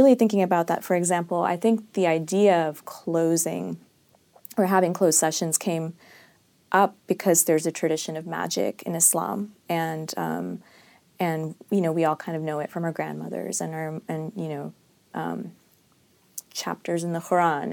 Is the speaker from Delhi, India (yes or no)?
no; Hyderabad, Telangana, India; I'm from Hyderabad, which is in South India